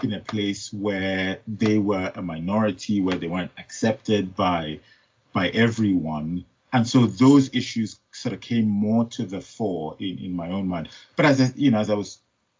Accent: Nigeria; moved away as an adult; now in United Kingdom; I was born in Nigeria. I was raised in Nigeria. I did my first degree in Nigeria, but I've had all of my working life in the UK.

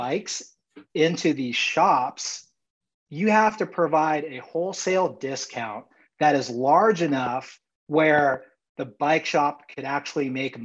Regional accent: San Diego, California, United States; I was born and raised in San Diego and graduated high school there

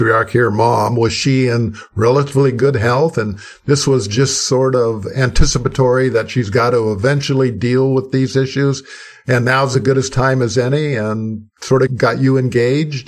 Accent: Midwest, United States; I come from the Midwest, and where ranching is a big thing, and in the Dakotas, Montana area, a lot of the people I grew up with were ranchers

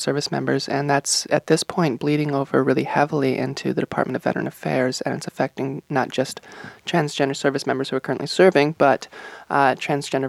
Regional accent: Rochester, Minnesota, United States; also born or lived in Denver, Colorado; I grew up in Rochester. I would call that my hometown. I spent my childhood in Denver, but I would call Rochester my hometown. That's where I those were my formative years

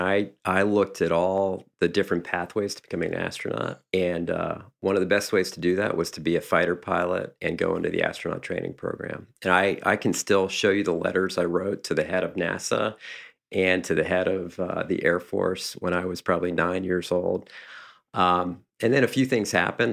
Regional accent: Johnstown, Pennsylvania, United States; moved away; where I grew up in Johnstown

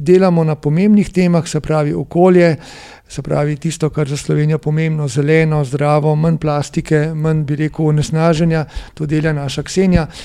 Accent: Slovenia; Slovenci smo

